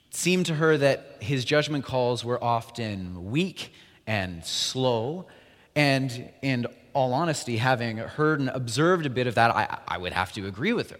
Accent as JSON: {"language": "English", "region": "Alberta", "country": "Canada", "moved": "yes", "said": "We're both from Alberta initially"}